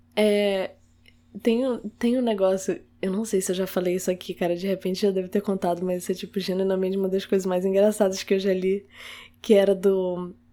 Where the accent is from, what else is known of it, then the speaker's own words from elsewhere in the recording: Manaus, Amazonas, Brazil; now in Rio de Janeiro, Brazil; eu sou manauara com orgulho e tal. Tipo, eu gosto muito de ter sido de lá